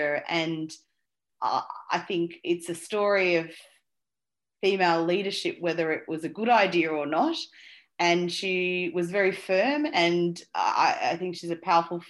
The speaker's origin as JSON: {"language": "English", "country": "Australia", "tie": "born or raised there", "also_born_or_lived": "Colombo, Sri Lanka / Saudi Arabia", "said": "So I was born in Colombo in Sri Lanka, but I was only there for 9 months actually. And then my family, which was just mum and dad at that stage, we migrated to Saudi Arabia, which was actually quite common for a lot of Sri Lankan families in those days. And so I sort of was there till I was about 6 and a half, and that's when we migrated to Australia"}